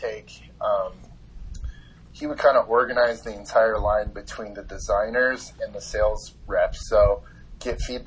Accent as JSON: {"language": "English", "town": "Carlsbad", "region": "California", "country": "United States", "tie": "born or raised there", "said": "I grew up in Carlsbad, California"}